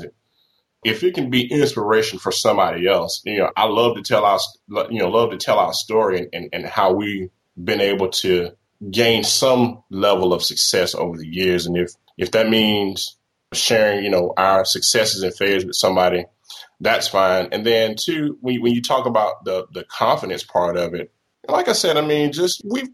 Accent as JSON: {"language": "English", "region": "Mississippi", "country": "United States", "moved": "yes", "said": "I'm originally from Mississippi"}